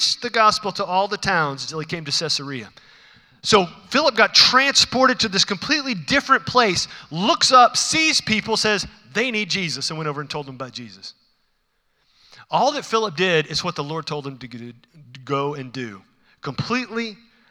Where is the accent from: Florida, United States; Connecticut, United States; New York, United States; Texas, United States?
Texas, United States; Houston; I'm from Houston